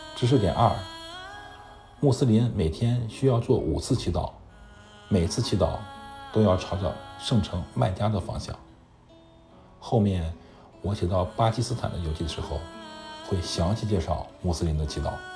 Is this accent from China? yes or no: yes; China; 对我们中国人来说